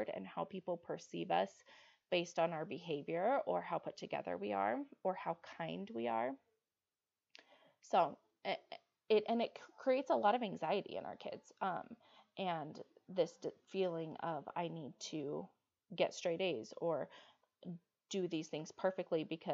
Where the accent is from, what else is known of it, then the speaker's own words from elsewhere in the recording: Utah, United States; I grew up in Utah and I've lived in Utah my whole life